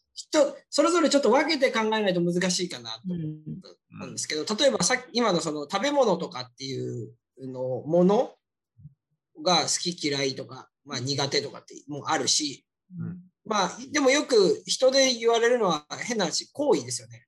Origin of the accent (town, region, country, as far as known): Japan; born or raised there; moved away